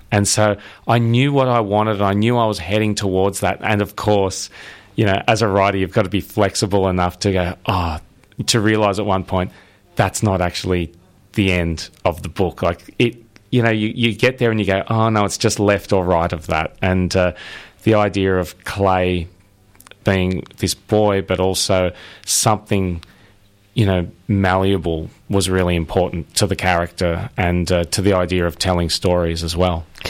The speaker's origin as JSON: {"language": "English", "town": "Sydney", "region": "New South Wales", "country": "Australia", "tie": "born or raised there", "said": "I'm from Sydney"}